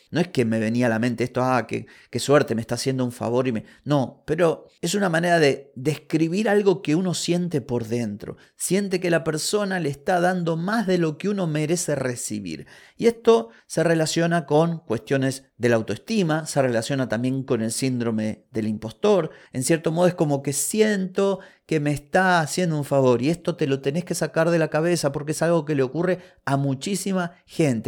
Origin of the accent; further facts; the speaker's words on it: Argentina